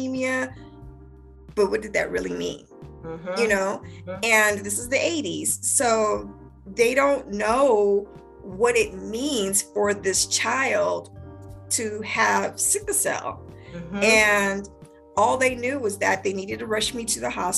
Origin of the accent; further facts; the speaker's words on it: Spokane, Washington, United States; moved away as an adult; also born or lived in Maryland; I'm from Spokane, Washington, born and raised, went through the whole school system